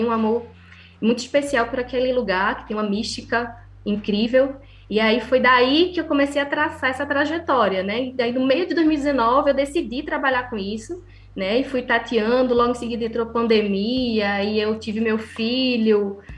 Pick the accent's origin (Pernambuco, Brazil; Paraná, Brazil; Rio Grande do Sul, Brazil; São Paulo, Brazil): Pernambuco, Brazil; also born or lived in Ceará; morei 17 anos no Ceará. Em 2015 eu retornei para Recife, eu sou pernambucana